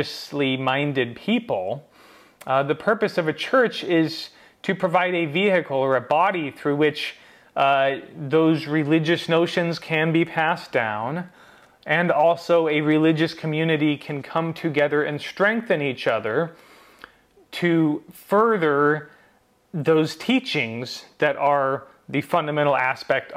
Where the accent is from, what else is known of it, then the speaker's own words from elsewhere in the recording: United States; as an American